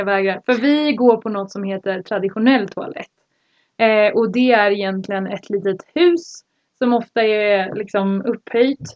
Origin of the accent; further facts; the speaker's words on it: Sweden; moved away; hemma i Sverige